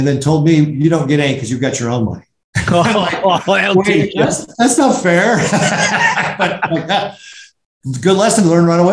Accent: Omaha, Nebraska, United States; also born or lived in Chicago; we grew up in Omaha, and my mom and dad are originally from a small town about 50 minutes south of Omaha called Nebraska City. And actually, that's where I was born

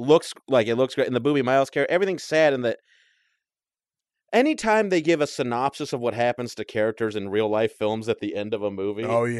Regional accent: Texas, United States; born or raised there; moved away

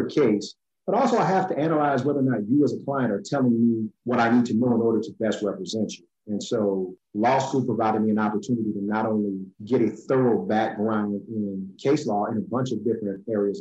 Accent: New Orleans, Louisiana, United States; I'm originally from New Orleans, Louisiana. I was born here, raised here

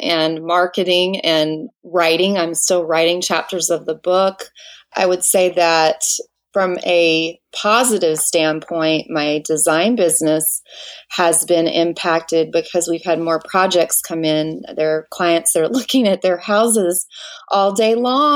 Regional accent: Washington, United States; moved away as an adult; now in Little Rock, United States; I'm from Little Rock, Arkansas, but originally from Washington State. I moved here over 20 years ago

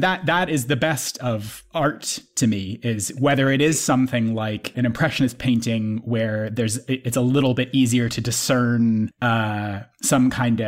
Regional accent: United Kingdom; I'm a British

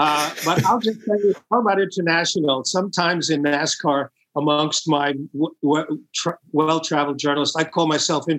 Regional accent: Long Island, New York, United States; also born or lived in Brooklyn, New York City; I was born in New York City, Brooklyn, and grew up in Long Island

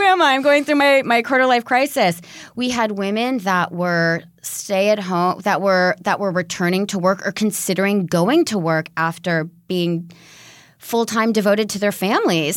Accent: California, United States; also born or lived in London; my home state of California

